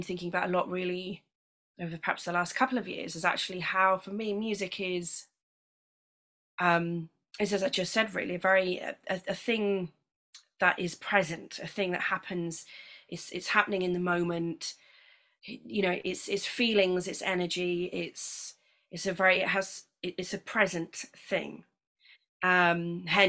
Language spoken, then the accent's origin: English; Lincolnshire, East Midlands, United Kingdom; when I was growing up in Lincolnshire